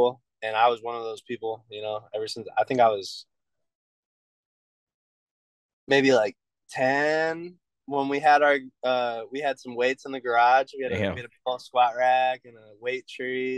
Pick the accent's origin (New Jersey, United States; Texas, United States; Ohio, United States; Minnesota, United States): Ohio, United States; Lorain; also born or lived in Cleveland; I grew up in Lorraine, Amherst area.